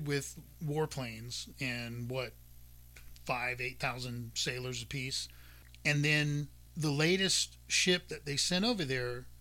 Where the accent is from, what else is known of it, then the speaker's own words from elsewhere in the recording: United States; we're American citizens